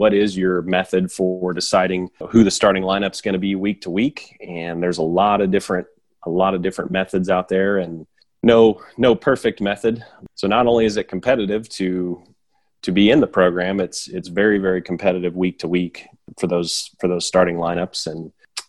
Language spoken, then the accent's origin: English; Springfield, Missouri, United States; also born or lived in Columbia, Missouri; being able to coach in my hometown